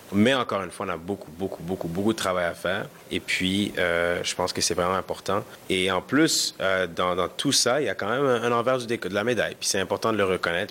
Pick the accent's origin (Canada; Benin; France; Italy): Canada; Montreal, Quebec; first language Kinyarwanda; French is a second language; also born or lived in Edmonton, Alberta; Je suis né à Montréal, d'origine rwandaise.